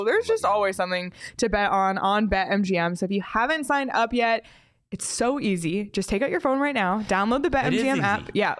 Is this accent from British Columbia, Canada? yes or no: no; Toronto, Ontario, Canada; I love it. I'm from Toronto.